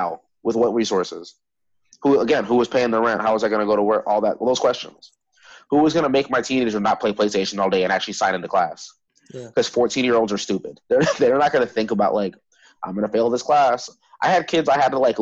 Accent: Orlando, Florida, United States; now in Pensacola, United States; I grew up in Orlando

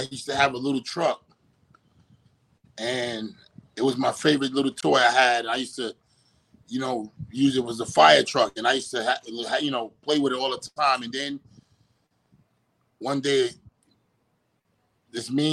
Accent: New York City, New York, United States; born or raised there; moved away as an adult; now in Miami, United States

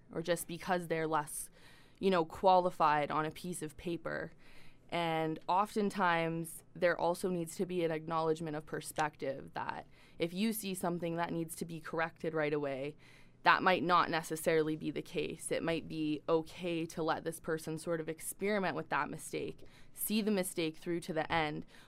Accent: Dawson City, Yukon, Canada; also born or lived in Victoria, British Columbia; growing up in Dawson City

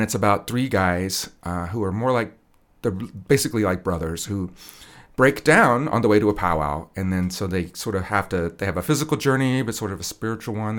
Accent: Wichita, Kansas, United States; I was born here in Wichita

